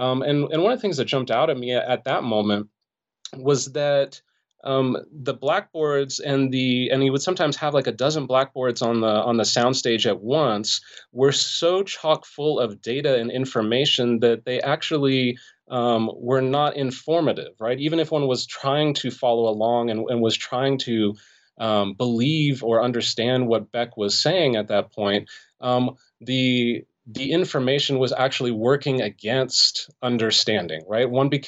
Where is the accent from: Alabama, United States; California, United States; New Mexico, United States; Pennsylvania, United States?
California, United States; Los Angeles; Yeah, so I grew up in the Los Angeles area in the San Fernando Valley.